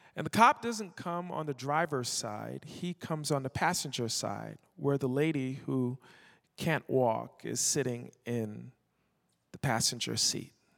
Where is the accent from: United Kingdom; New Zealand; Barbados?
Barbados; moved away; also born or lived in Toronto, Canada; I was born in Toronto and I was raised in Barbados